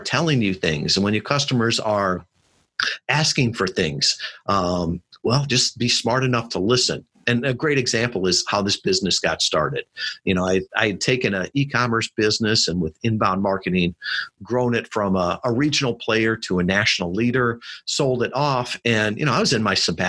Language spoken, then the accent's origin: English; Midwest, United States; I was brought up in the Midwest